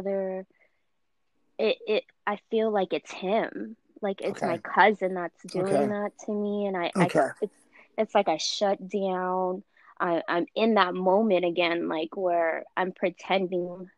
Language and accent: English; United States; I am Filipino, and, you know, I'm born here. My family first came here, so I'm the first generation